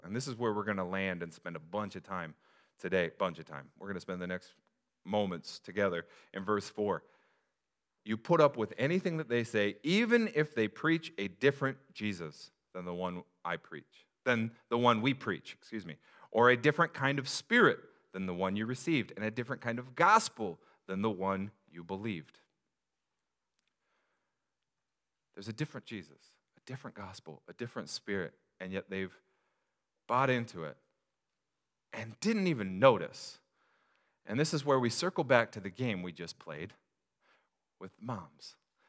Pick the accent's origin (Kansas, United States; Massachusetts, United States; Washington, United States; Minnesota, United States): Washington, United States; Des Moines; also born or lived in SeaTac; I grew up in the hood, everybody. Actually, it was like 10 minutes from SeaTac in the Des Moines retirement community.